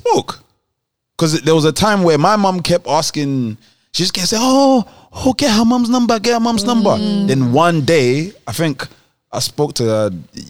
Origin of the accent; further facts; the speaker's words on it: Nigeria; And we're Nigerian, specifically, you might understand what I'm about to say.